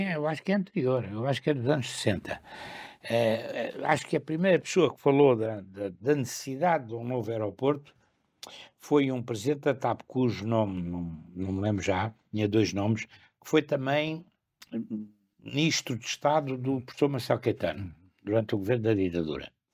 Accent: Lisbon, Portugal; also born or lived in Sintra; Eu morei sempre, e espero vir a morar outra vez, é a minha terra, em Lisboa, no Campo Grande

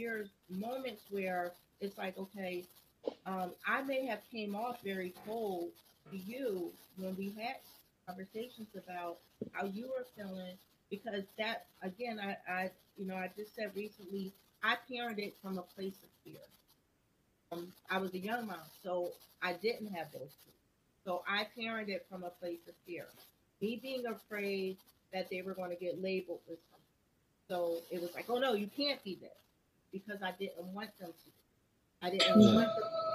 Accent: Trenton, New Jersey, United States; we grew up in Trenton, New Jersey

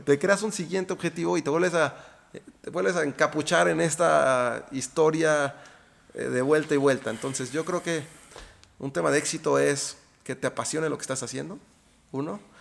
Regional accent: Mexico; also born or lived in Austin, Texas; yo crecí aquí en México

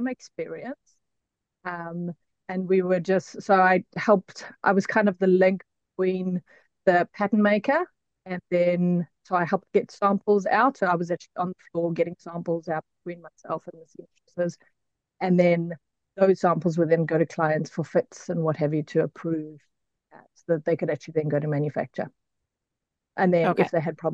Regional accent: South Africa; moved away as an adult; now in Auckland, New Zealand; So I'm originally from South Africa. We immigrated to New Zealand 5.5 years ago.

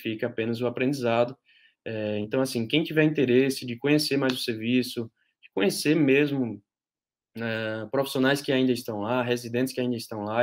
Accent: Patos, Paraíba, Brazil; moved away; eu sou da, de Patos, na Paraíba, me formei lá na graduação

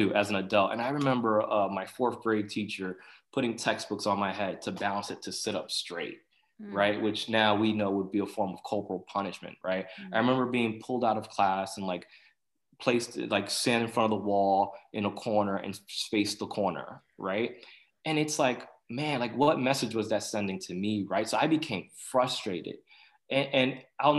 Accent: New York City, New York, United States; English is a second language; I grew up in Corona, Queens

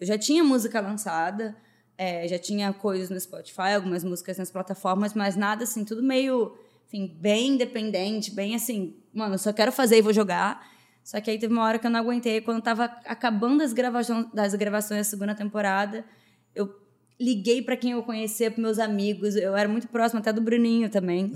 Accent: Rio de Janeiro, Brazil; sou carioca, Mariana é carioca, amante da praia

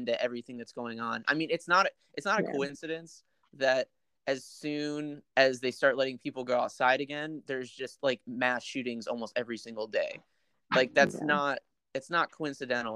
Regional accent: United States; moved away as an adult; now in Shanghai, China; I'm American.

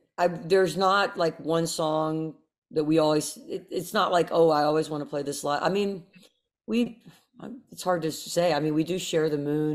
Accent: the South, United States; as a Southerner

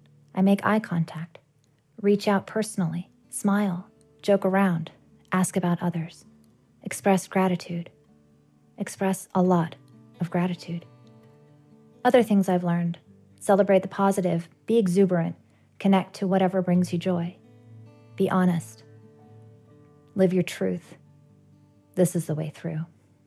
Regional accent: British Columbia, Canada; I have an eclectic geographic background, but in my heart and soul, I'm from British Columbia on the rugged and beautiful west coast of Canada. This is where I live and make my home.

